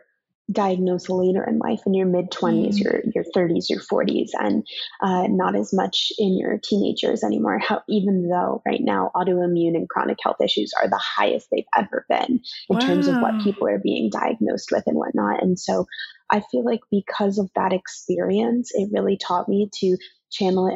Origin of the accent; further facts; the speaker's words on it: New York City, New York, United States; growing up in New York City